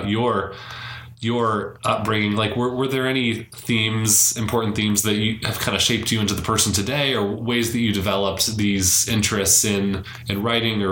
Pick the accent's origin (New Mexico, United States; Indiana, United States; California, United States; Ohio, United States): California, United States; Davis; also born or lived in San Francisco, California; I grew up in Davis a couple hours away